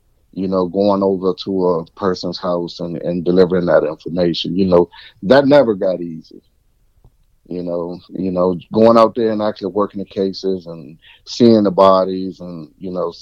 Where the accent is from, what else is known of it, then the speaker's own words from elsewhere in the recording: Henrico County, Richmond, Virginia, United States; I was from Henrico County and, you know, playing sports